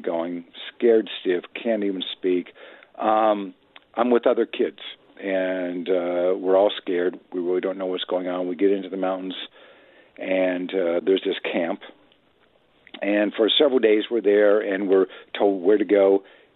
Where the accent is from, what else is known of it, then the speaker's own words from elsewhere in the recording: Midwest, United States; I was raised in the Midwest